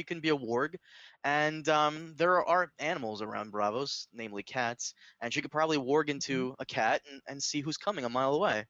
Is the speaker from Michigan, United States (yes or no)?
no; New York City, New York, United States; I'm from the city that Daredevil protects.